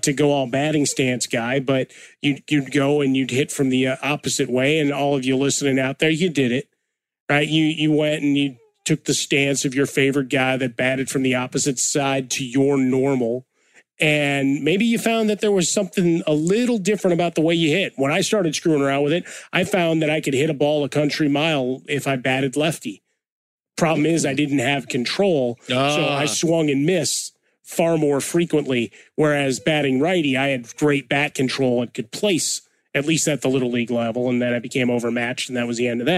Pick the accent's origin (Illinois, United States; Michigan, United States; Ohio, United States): Illinois, United States; Chicago; growing up in Chicago